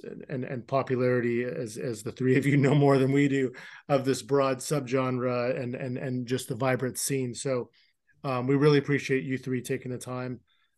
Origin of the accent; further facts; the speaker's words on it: Downey, California, United States; I grew up in Downey